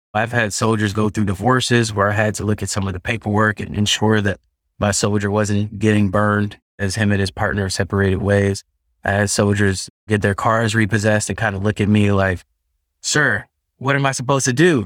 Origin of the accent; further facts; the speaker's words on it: Texas, United States; also born or lived in New York; now in California, United States; as a Texan